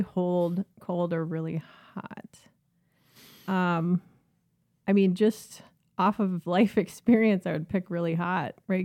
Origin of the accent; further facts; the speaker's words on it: Minneapolis, Minnesota, United States; also born or lived in St. Cloud; I grew up in North Minneapolis, um, lived my entire life there until I went away to college